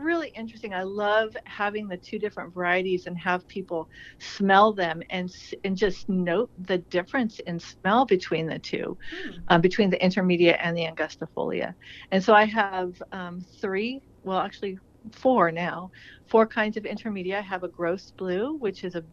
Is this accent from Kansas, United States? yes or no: no; California desert, United States; moved away as an adult; also born or lived in San Diego; now in Willamette Valley, Oregon, United States; I grew up in the California desert